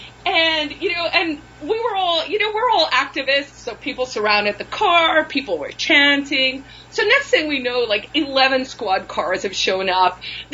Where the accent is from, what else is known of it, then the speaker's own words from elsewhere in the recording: South Africa; And then there are some stories about just growing up in South Africa and how weird that was.